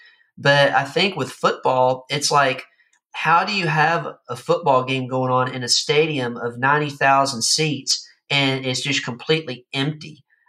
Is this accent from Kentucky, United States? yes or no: yes; Kentucky, United States; now in Florida, United States; in my hometown area of Kentucky